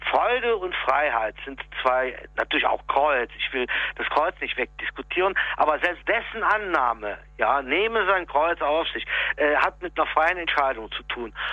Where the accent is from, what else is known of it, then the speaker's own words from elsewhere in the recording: North Rhine-Westphalia, Germany; Das ist ja so eine große Städterivalität bei uns im Rheinland auch.